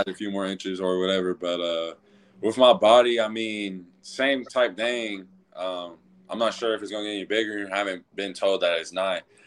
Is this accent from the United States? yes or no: yes; Louisville, Kentucky, United States; now in Cartersville, United States; I actually grew up mostly in, uh, Louisville, Kentucky. That's actually my hometown.